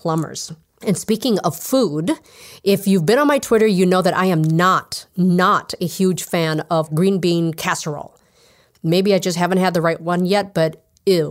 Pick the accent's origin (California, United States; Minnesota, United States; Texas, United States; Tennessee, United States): Minnesota, United States; my home state of Minnesota